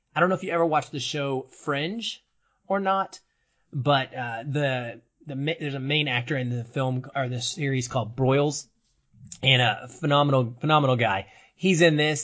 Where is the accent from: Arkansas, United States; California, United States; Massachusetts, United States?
Arkansas, United States; growing up in Arkansas, in some of the smaller towns I lived in when I was really young